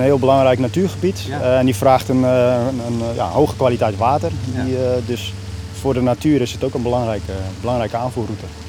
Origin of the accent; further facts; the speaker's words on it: Friesland, Netherlands; moved away; ik ben opgegroeid in Friesland